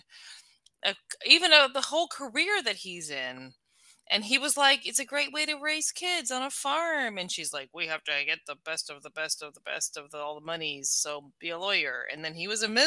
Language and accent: English; United States